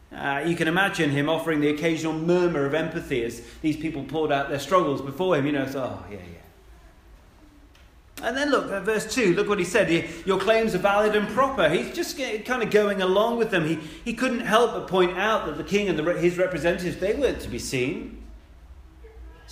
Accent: United Kingdom; We love doing that as British people

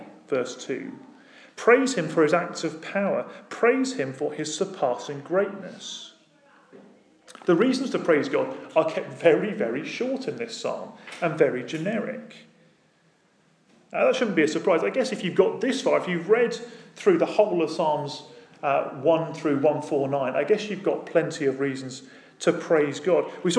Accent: United Kingdom; Now, that might be because we're British, and some of us are British, and we like our praise dialed down to two.

